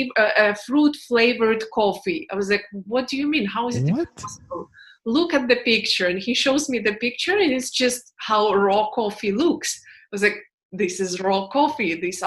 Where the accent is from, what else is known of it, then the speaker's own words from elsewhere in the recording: Houston, Texas, United States; growing up in Houston, being a kid of Filipino immigrants. I will tell you one thing, what I personally use a lot from Houston